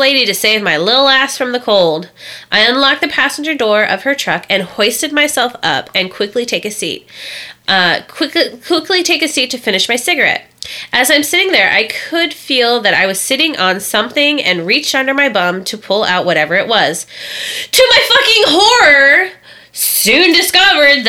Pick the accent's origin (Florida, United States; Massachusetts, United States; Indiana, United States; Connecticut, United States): Indiana, United States; I'm from Indiana.